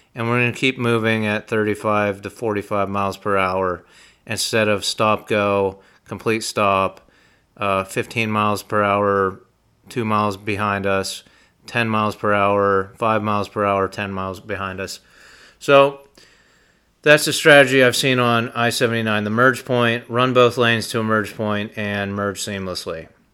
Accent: Utica, Pennsylvania, United States; in Utica, Pennsylvania, my hometown

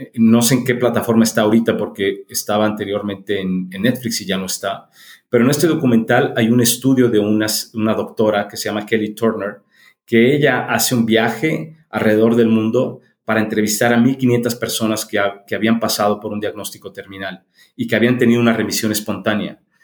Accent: Mexico City, Mexico; now in León, Mexico; Yo, yo nací en la Ciudad de México, soy mexicano y ya tengo este... Eh, 40 años que vivo en León, Guanajuato

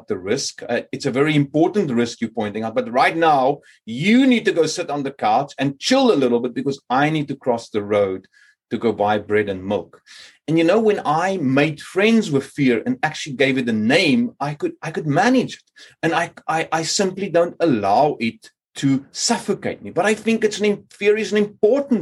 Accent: Cape Town, Western Cape, South Africa; moved away as an adult; now in Sweden; growing up in Cape Town

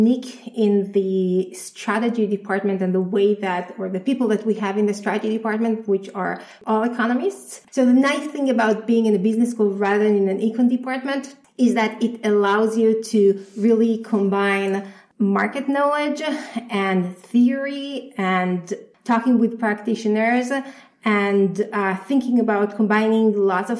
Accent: Israel; moved away; I'm originally from Israel

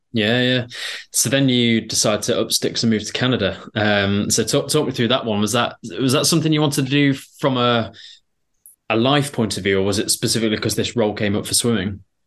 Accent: Belper, East Midlands, United Kingdom; I'm from Belper, Derbyshire

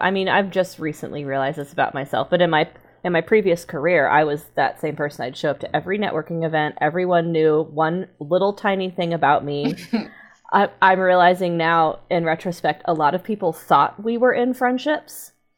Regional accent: Texas, United States; I grew up in Texas

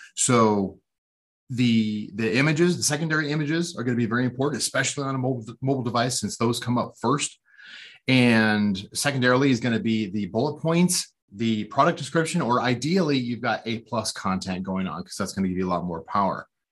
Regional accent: outside Portland, Oregon, United States; I was born uh, outside of a city called Portland, Oregon, and which is up in the Pacific Northwest corner of the United States. And uh, yeah, I grew up there

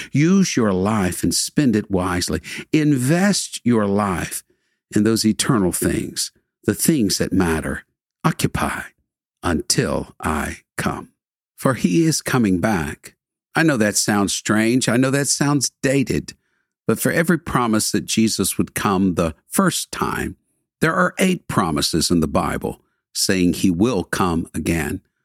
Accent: Houston, Texas, United States; I was born and raised in the Houston area, lived here nearly all of my life

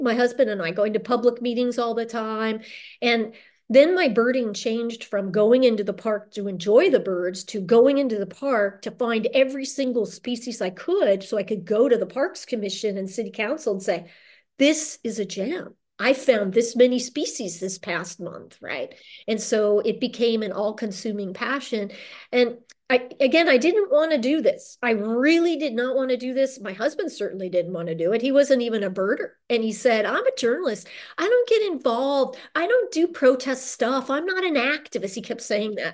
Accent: Orange County, Southern California, United States; moved away as an adult; also born or lived in Los Angeles / Central America / New Orleans / Madison, Wisconsin; I'm from Southern California, raised in Orange County by Irish parents who immigrated in the nineteen fifties

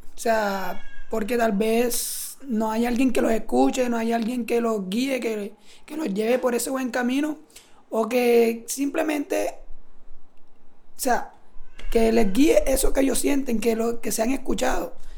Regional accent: Sincelejo, Sucre, Colombia; vengo de Cinceleo

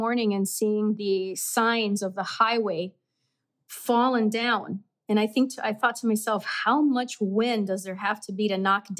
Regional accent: Miami, Florida, United States; moved away as an adult; also born or lived in Cádiz, Spain; now in Wisconsin, United States; I was young when we came to the States. Okay. So I grew up in Miami. And then I moved to Wisconsin in 2000.

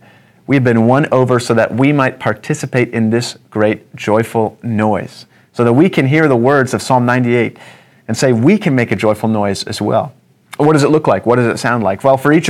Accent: Antigo, Wisconsin, United States; who was in my church when I grew up in Antigo, Wisconsin.

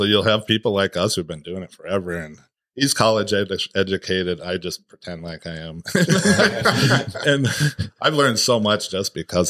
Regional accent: Minnesota, United States; moved away as an adult; also born or lived in Michigan; I've born and raised here, and it's like finally my hometown

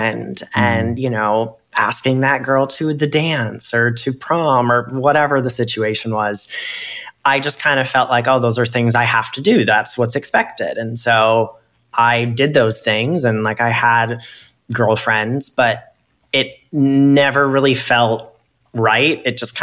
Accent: Minnesota, United States; moved away; as a kid, because I was raised as a boy, you know, I'm from Minnesota, so hockey

